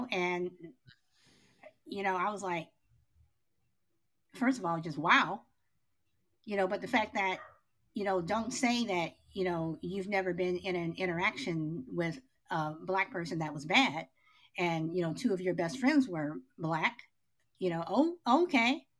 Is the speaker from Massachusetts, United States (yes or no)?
no; Chicago, Illinois, United States; I grew up in Chicago